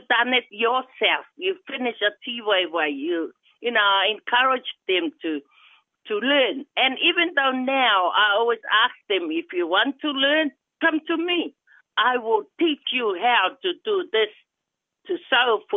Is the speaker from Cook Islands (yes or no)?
yes; Titikaveka, Rarotonga, Cook Islands; first language Cook Islands Māori; English is a second language; moved away as an adult; also born or lived in New Zealand; now in Rotorua, New Zealand; I'm originally from Rarotonga, Titikaveka, born and raised in the Cook Islands, and then migrated to New Zealand with my family